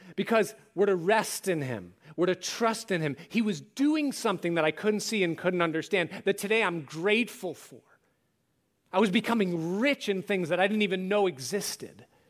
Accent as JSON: {"language": "English", "area": "outside of Rochester", "region": "New York", "country": "United States", "tie": "born or raised there", "said": "growing up outside of Rochester and Kodak was everything"}